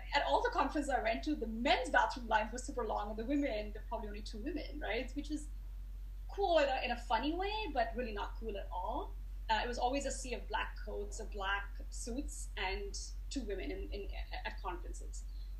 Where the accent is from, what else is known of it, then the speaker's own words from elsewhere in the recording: India; now in United States; But I moved to America 20 years ago, and I came from India, like I said